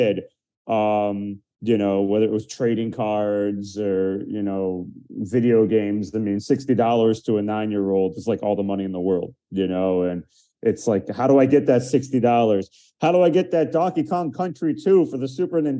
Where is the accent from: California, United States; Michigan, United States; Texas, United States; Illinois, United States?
Michigan, United States; outside Detroit; now in Miami, United States; I grew up outside Detroit in Michigan